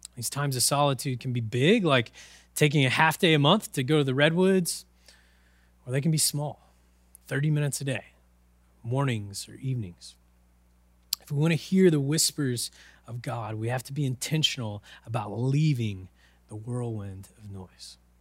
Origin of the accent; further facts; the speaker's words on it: Oklahoma, United States; I'm from Oklahoma. the land of tornadoes and whirlwinds